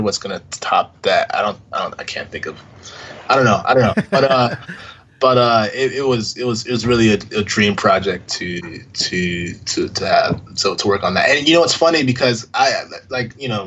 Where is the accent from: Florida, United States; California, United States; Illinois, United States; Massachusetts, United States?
Florida, United States; I grew up in Florida, born and raised